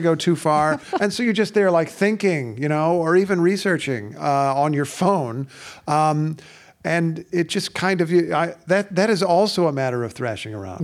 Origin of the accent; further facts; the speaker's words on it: Indiana, United States; ever since I was a kid growing up in Indiana